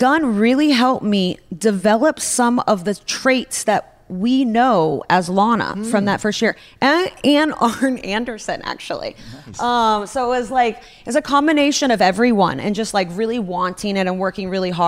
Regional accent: Russia; moved away; I grew up in Russia.

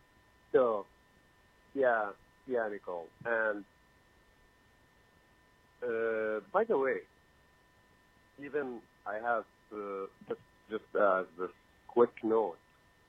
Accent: Jerusalem, Palestine; English is a second language; I'm from Jerusalem, by the way.

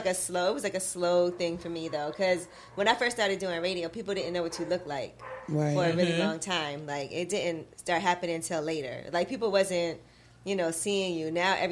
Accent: New York City, New York, United States; I grew up in Brooklyn in Flatbush, and, you know, everybody knew me since I was little. We all went to the same elementary school.

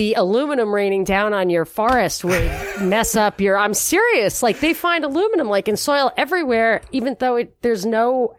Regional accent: New York, United States; when I was growing up in New York, upstate New York, and from Rockland County.

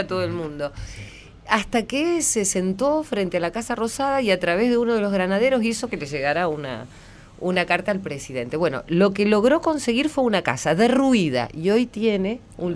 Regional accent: Argentina; yo solamente hablo eh, como argentina

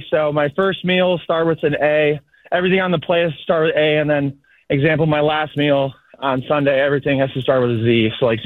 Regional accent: Cleveland, Ohio, United States; you know, I grew up on Skyline. We used to have like five or six locations up in Cleveland.

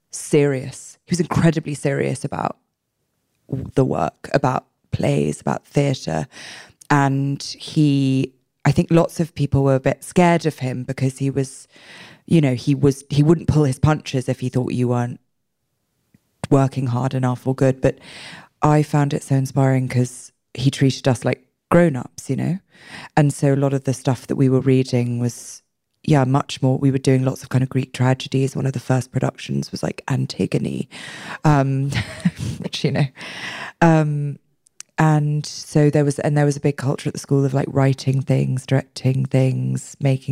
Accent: London, United Kingdom; I was born and raised in London, England

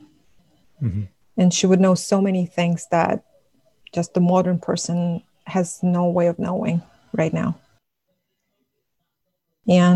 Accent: Russia; first language Buryat; English is a second language; moved away as an adult; now in United States; I transitioned from living in a village, in a small village, to a big city where the majority of the population was Russian, and how it affected my development, and how I got colonized in so many ways, and then how I moved from Russia to the United States

